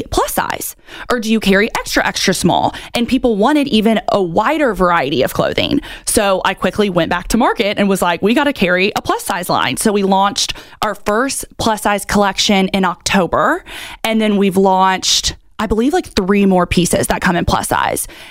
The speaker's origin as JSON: {"language": "English", "town": "Augusta", "region": "Georgia", "country": "United States", "moved": "yes", "lives_now": "Charleston, United States", "said": "I'm from Augusta, Georgia"}